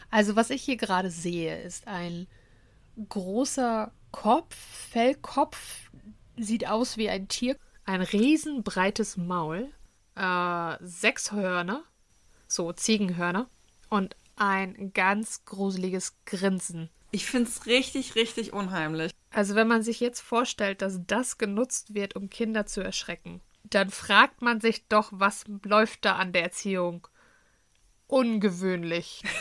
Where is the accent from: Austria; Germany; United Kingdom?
Germany; Northern Germany; bin ich froh, dass ich im Norden groß geworden bin.